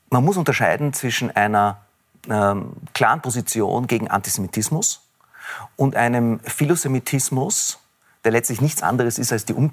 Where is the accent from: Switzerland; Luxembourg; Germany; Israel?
Israel; born there; Es ist aber nicht so, dass das, was in meinem Geburtsland vor sich geht, äh, ein Kampf ist gegen den Islam, sondern es ist ein Konflikt um ein Land zwischen zwei Nationen.